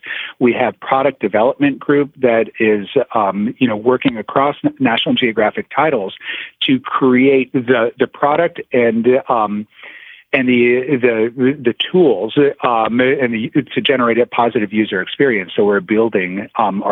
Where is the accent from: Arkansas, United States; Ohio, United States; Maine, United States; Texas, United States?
Ohio, United States; Toledo; moved away; I was born in Toledo, Ohio